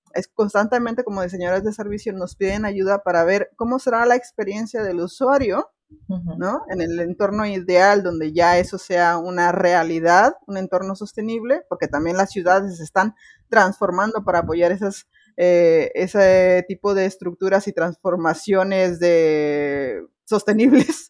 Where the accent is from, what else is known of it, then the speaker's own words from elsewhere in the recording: Mexico; now in Spain; soy de México